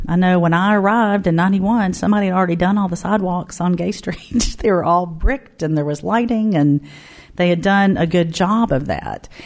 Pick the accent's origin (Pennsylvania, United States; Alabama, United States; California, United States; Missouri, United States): Alabama, United States; Mobile; moved away as an adult; now in Knoxville, United States; my hometown Mobile